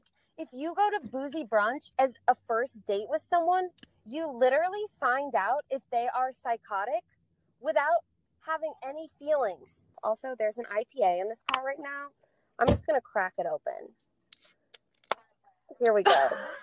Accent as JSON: {"language": "English", "region": "Oregon", "country": "United States", "said": "I'm from Oregon."}